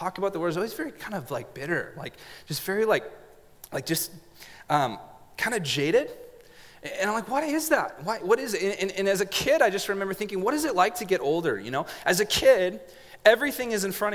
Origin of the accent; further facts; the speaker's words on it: Montague, California, United States; also born or lived in Grenada, California; In a little city, not a city, a little town called Montague, California